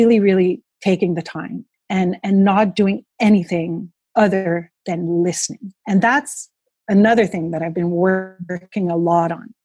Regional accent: Montreal, Quebec, Canada; I was this girl from Montreal who stepped in the office in Quebec

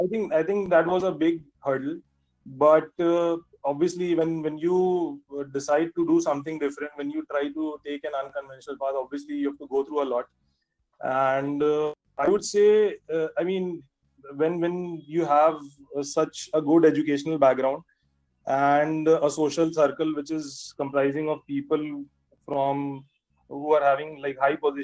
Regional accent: Varanasi, Uttar Pradesh, India; also born or lived in Mumbai, India; I decided that I'll get back to my hometown and I'll start my own business

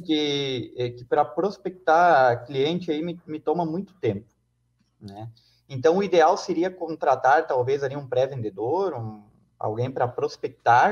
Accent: Chapecó, Santa Catarina, Brazil; Eu sou aqui de, de Chapecó, né? Então, é uma cidade que já é pequena

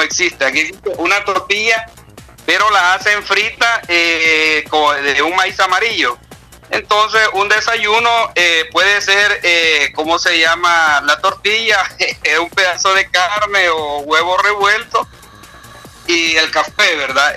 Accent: El Salvador; now in Chiriquí, Panama

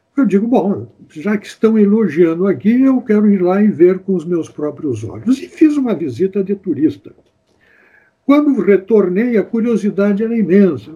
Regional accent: Santana do Livramento, Rio Grande do Sul, Brazil; now in Porto Alegre, Brazil; eu sou de Santana do Livramento, mas desde 1959 eu moro em Porto Alegre

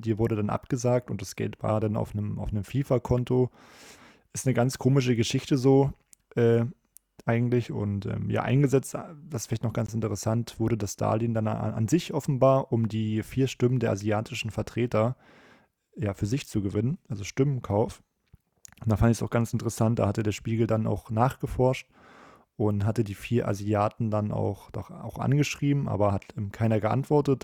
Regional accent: Germany; als Deutscher

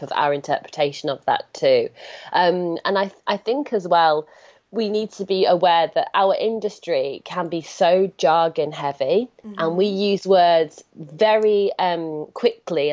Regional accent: United Kingdom; I'm British

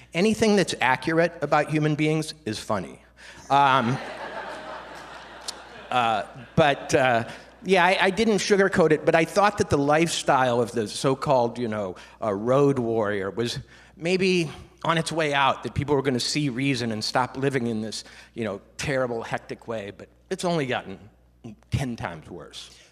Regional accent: Minnesota, United States; I grew up in Minnesota

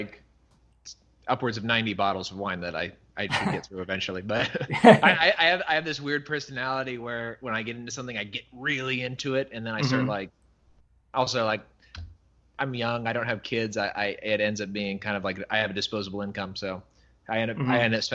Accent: California, United States; camping in California when I was a kid, because I grew up in California.

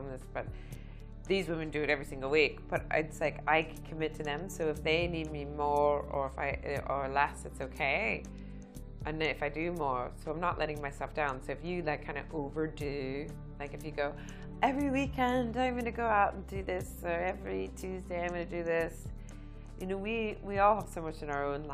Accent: United States; moved away as an adult; now in Northern Ireland, United Kingdom; I'm from America

